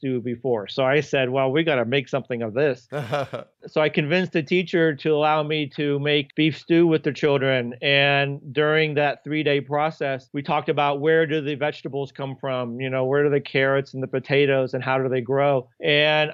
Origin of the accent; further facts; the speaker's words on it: Iowa, United States; moved away as an adult; now in Denver, United States; I started cooking professionally when I was 15 back in my hometown in Iowa